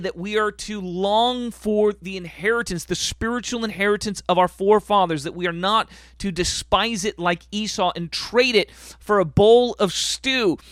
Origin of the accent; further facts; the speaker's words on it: United States; We are full Americans.